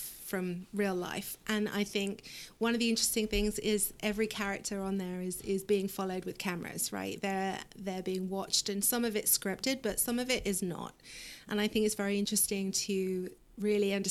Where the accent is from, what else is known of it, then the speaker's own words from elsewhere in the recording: England, United Kingdom; now in Plano, United States; I am not. I'm from England